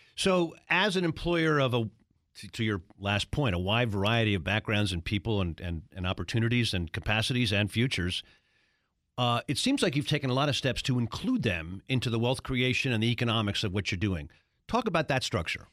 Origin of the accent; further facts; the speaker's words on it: Baltimore, Maryland, United States; in Baltimore? My hometown?